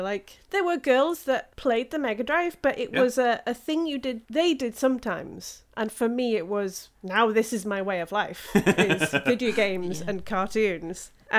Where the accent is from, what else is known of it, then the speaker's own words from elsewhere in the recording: near Swansea, South Wales, United Kingdom; I'm from South Wales, so, you know, near Swansea.